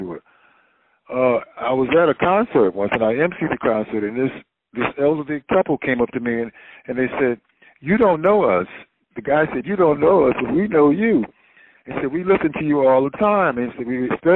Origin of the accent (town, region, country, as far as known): Wilmington, North Carolina, United States; born or raised there; also born or lived in Chapel Hill, North Carolina